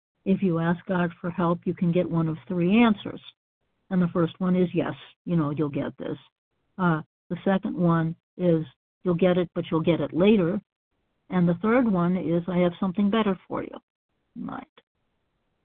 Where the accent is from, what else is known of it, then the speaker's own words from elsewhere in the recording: Massachusetts, United States; moved away as an adult; now in Florida, United States; I grew up in Massachusetts, and of course, Massachusetts is northern climate.